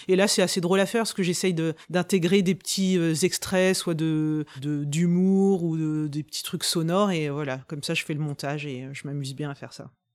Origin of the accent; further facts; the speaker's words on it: Rouen, Normandy, France; je suis de Rouen